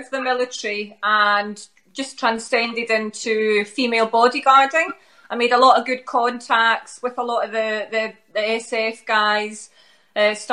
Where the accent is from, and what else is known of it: Glasgow, Scotland, United Kingdom; accent: Glaswegian